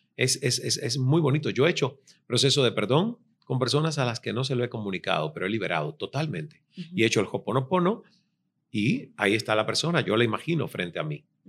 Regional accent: Cuba; moved away as an adult; also born or lived in Toronto

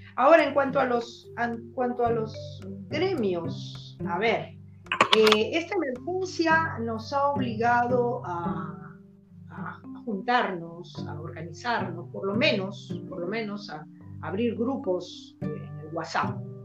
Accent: Chiclayo, Lambayeque, Peru; no somos muchos de Chiclayo

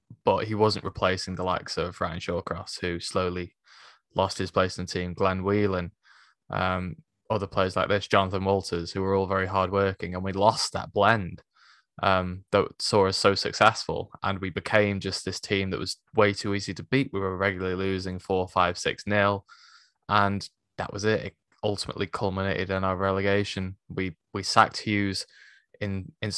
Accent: Stoke-on-Trent, West Midlands, United Kingdom; moved away as an adult; now in Solihull, United Kingdom; I was born and raised in Stoke, but I now live in, well, I now live in Solihull

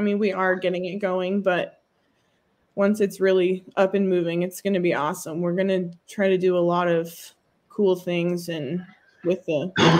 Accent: Osceola, Nebraska, United States; Well, I'm from Osceola, Nebraska.

